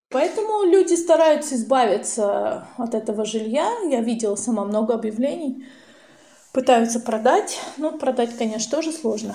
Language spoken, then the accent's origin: Russian; Russia; мы из России